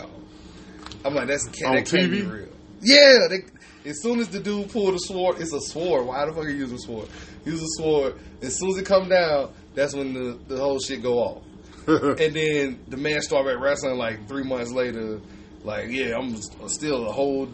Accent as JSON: {"language": "English", "town": "Albany", "region": "Georgia", "country": "United States", "said": "I'm from Albany, Georgia. We didn't have what they call recess"}